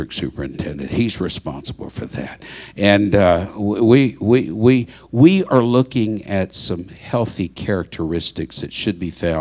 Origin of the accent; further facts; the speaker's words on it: Baytown, Texas, United States; I was born in Baytown. My siblings were born in Baytown